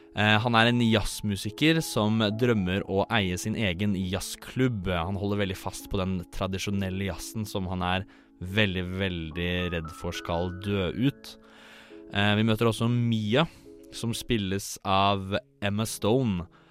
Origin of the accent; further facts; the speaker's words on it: Tønsberg, Vestfold, Norway; jeg er 23 år, jeg er fra Tønsberg